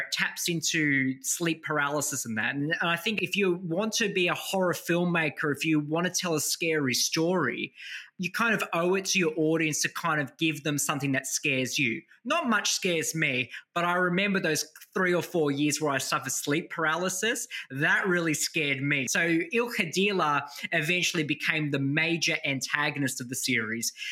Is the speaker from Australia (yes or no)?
yes; New South Wales, Australia; Children like myself who growing up in Australia with Maltese grandparents, you know, in communities like Stains where Maltese community